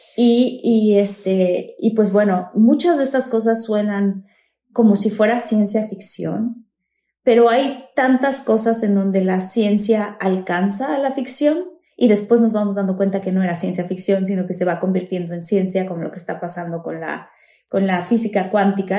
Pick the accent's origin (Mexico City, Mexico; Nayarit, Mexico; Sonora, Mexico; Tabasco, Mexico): Tabasco, Mexico; yo que soy de Tabasco